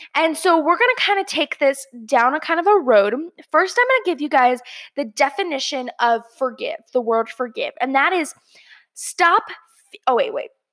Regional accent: Georgia, United States; my hometown, Georgia, uh, or home state, Georgia

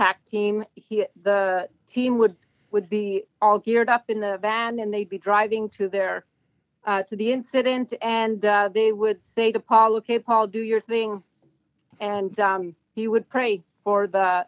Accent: Sudbury, Ontario, Canada; also born or lived in Lively, Ontario; I am from Sudbury

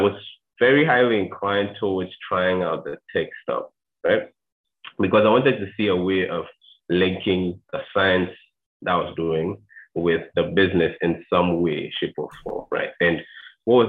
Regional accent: Ghana; I'm Ghanaian, 22, currently in Ghana.

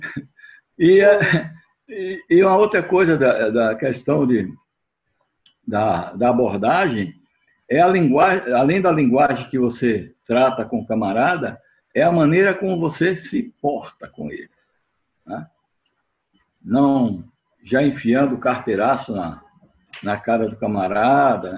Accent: Bahia, Brazil; como nordestino também, né, porque eu sou baiano

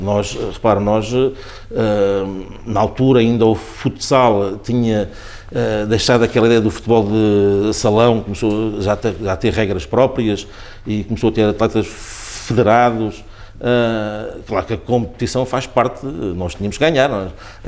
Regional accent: Sacavém, Lisbon, Portugal; Sacavém é a terra onde eu de facto nasci, é a terra onde eu, onde eu eh, ainda vivo, onde cresci ali

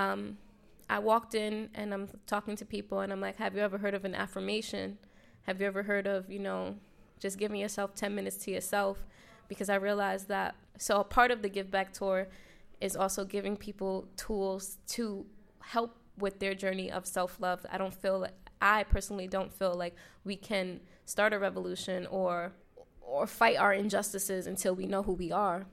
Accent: New York City, New York, United States; I'm from the South Bronx.

